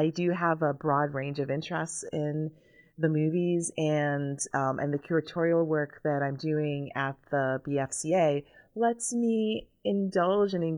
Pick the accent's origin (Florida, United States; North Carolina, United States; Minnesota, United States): Florida, United States; Central; born or raised there; moved away as an adult; also born or lived in Jamaica / Chicago, United States / New Haven, United States; now in Indiana, United States